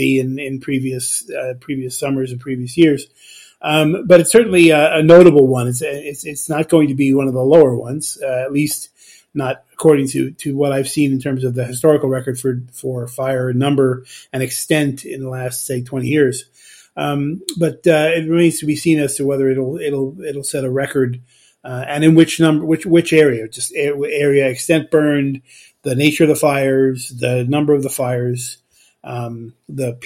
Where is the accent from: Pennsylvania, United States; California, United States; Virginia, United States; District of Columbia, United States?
California, United States; Los Angeles; moved away; I grew up in Los Angeles